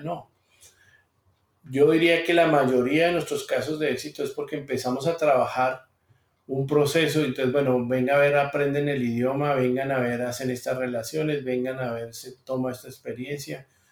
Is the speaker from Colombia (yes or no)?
yes; Colombia; moved away as an adult; now in Texas, United States; yo soy ingeniero civil colombiano, llevo 23 años en los Estados Unidos